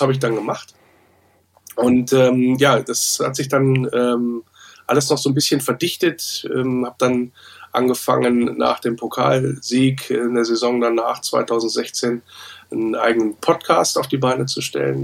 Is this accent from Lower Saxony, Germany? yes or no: yes; Wolfsburg, Lower Saxony, Germany; aus meiner Heimatstadt als gebürtiger Wolfsburger